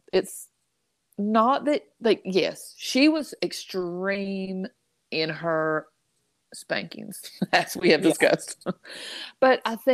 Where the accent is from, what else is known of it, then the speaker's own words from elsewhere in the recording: the South, United States; born and raised in the South